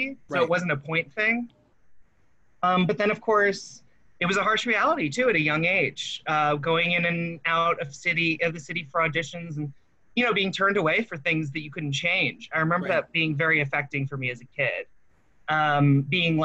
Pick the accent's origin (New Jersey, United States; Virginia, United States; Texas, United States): New Jersey, United States; Howell; I grew up in Howell, New Jersey, a town right off Route 9 in New Jersey.